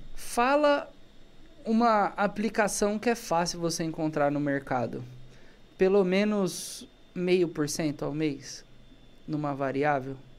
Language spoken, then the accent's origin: Portuguese; Brazil; Eu sou brasileiro